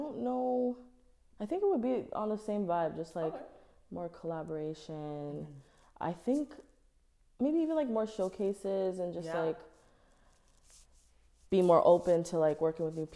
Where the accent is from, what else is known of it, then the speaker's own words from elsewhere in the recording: Toronto, Ontario, Canada; I'm from Toronto